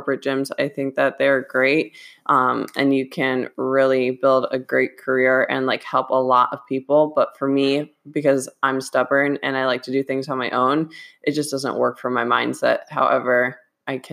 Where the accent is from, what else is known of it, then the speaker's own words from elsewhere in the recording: Midwest, United States; moved away; we're both from the Midwest